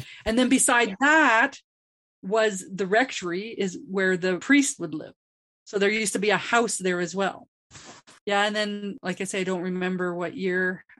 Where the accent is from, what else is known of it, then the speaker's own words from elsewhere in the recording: Grand Prairie, Alberta, Canada; growing up in Grand Prairie. I did grow up in the Anglican church